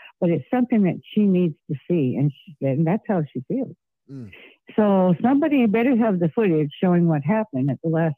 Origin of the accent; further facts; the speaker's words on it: California, United States; also born or lived in New York / Massachusetts; I've always been a California girl since I was two